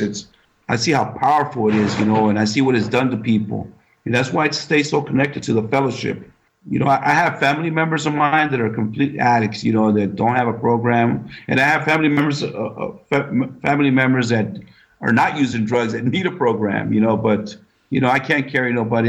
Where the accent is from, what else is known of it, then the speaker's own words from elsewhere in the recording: San Francisco Bay Area, California, United States; I'm from the Bay Area